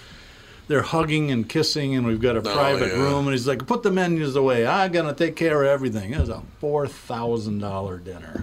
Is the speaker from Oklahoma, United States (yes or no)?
no; Boston, Massachusetts, United States; You know, it's my hometown, but it's not my... There are parts of Boston I like, but generally it's really hard to get through.